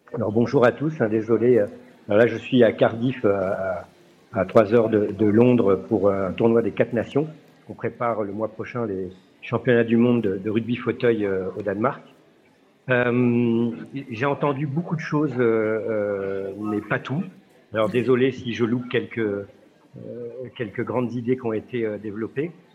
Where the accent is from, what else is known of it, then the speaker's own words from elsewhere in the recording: France; chez nous en France